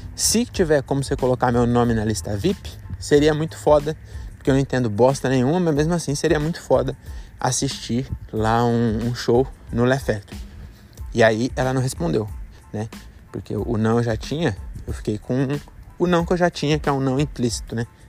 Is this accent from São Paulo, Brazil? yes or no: yes; São Paulo, Brazil; also born or lived in Francisco Morato, São Paulo; a gente é de São Paulo